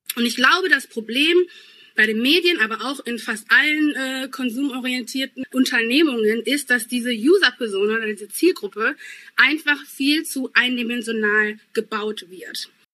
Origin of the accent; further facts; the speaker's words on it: Essen, North Rhine-Westphalia, Germany; accent: Ruhrpott-Slang; also born or lived in Ghana; meine Sprachkultur wäre der Ruhrpott-Slang, denn ich komme eigentlich aus Essen und ich sage ganz viel wat und dat